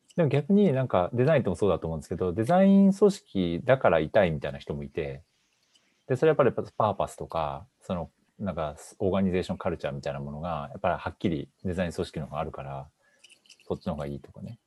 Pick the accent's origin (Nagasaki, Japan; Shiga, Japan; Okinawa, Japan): Shiga, Japan; 僕、滋賀出身